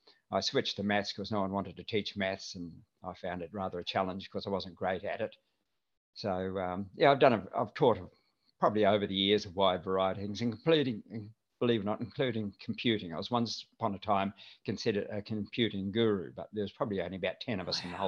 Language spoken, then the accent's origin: English; Matamata, Waikato, New Zealand; born there; So I never had a really strong accent. But, I was born in a place called Matamata in the Waikato area.